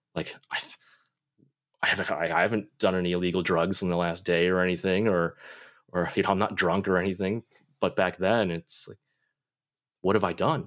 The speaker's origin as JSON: {"language": "English", "town": "Buffalo", "region": "New York", "country": "United States", "tie": "born or raised there", "also_born_or_lived": "Gyeongsang province, South Korea", "said": "growing up in Buffalo, you know, the Canadian border is right, right there"}